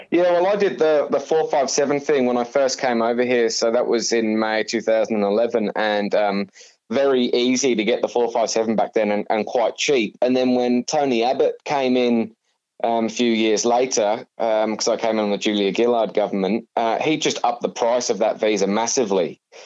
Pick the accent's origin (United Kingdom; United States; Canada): United Kingdom; Suffolk, East of England; moved away as an adult; now in Australia; born and bred in, in England in, in a county called Suffolk, um, where I grew up there